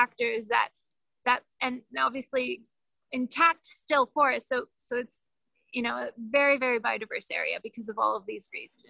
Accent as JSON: {"language": "English", "country": "Ecuador", "said": "I mean, we are from Ecuador. I speak like an American, but I'm from here."}